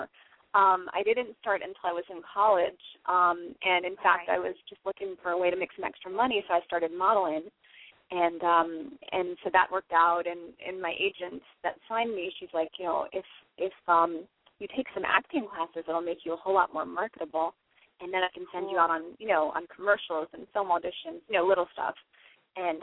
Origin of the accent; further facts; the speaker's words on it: New Jersey, United States; also born or lived in North Carolina; now in New York City, United States; I'm a New Jerseyan, born and raised in New Jersey.